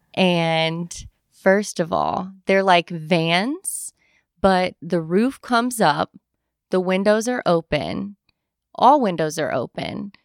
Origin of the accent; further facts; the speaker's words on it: Louisville, Kentucky, United States; I'm born and raised in Louisville